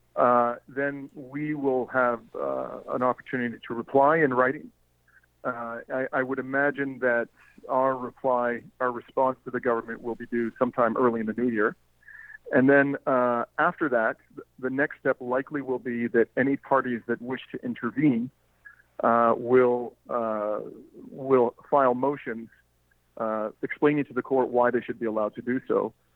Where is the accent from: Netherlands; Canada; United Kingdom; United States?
Canada; as a Canadian